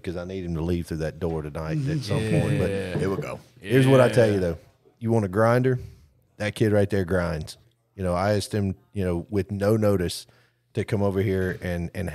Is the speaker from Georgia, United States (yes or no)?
no; Brewton, Alabama, United States; I'm from Bruton